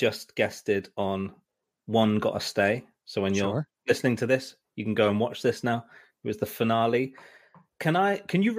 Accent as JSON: {"language": "English", "country": "United Kingdom", "said": "I'm British"}